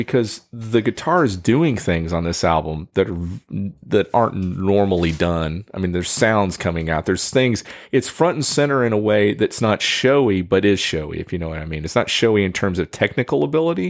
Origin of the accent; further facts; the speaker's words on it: United States; being American